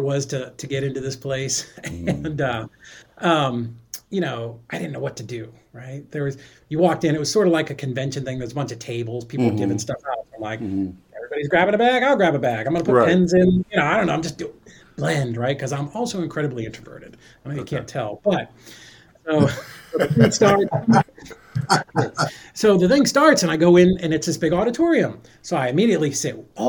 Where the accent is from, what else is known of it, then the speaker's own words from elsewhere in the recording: Boston, Massachusetts, United States; I'm from Boston